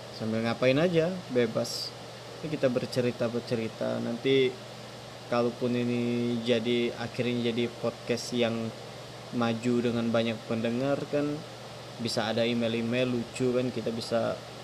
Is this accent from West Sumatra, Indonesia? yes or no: no; Palembang, South Sumatra, Indonesia; Saya orang Palembang, Sumatera Selatan. Tepatnya di Kabupaten Banyuasin